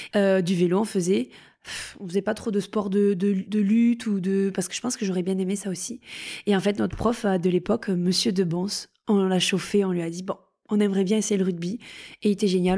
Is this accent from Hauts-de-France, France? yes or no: no; Couloumé-Mondebat, Occitania, France; moved away as an adult; also born or lived in Pau; j'ai grandi à Couloumé-Mondebat, dans le Gers, dans les coteaux de plaisance du Gers